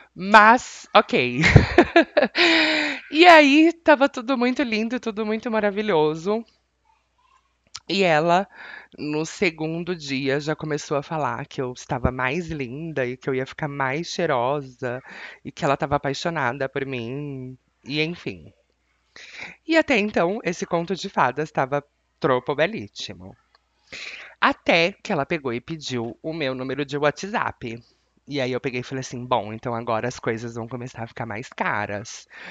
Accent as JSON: {"language": "Portuguese", "country": "Brazil", "said": "Je suis brésilienne, sou brasileira e eu não tô no United States"}